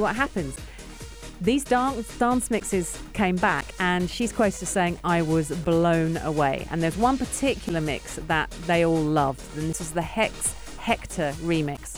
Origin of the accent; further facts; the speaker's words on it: United Kingdom; being a Brit